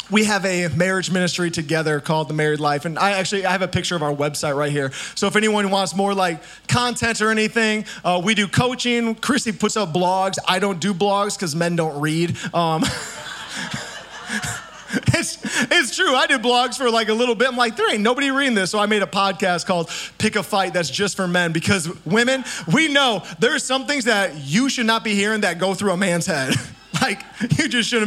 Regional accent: Indiana, United States; I'm from Indiana

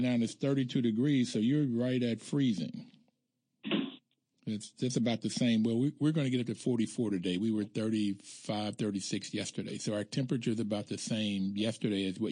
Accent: West Virginia, United States; I grew up in West Virginia

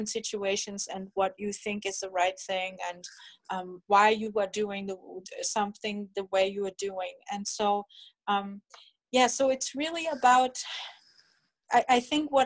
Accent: Germany; moved away; I'm originally from Germany

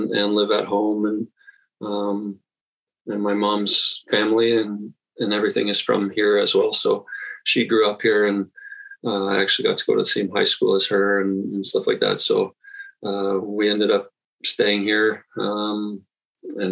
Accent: Toronto, Ontario, Canada; also born or lived in St. Catharines, Ontario; I was born in Toronto, actually. Raised there till I was in grade 10. So grew up in Toronto

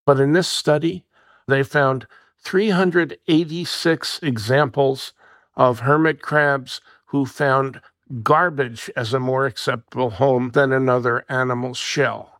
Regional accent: New Jersey, United States; My home state of New Jersey

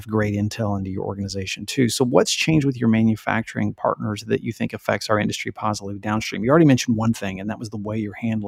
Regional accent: Texas, United States; I grew up in Texas

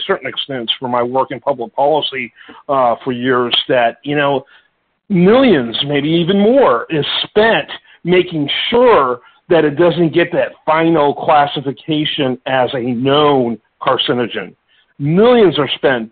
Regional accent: Michigan, United States; I grew up in Michigan

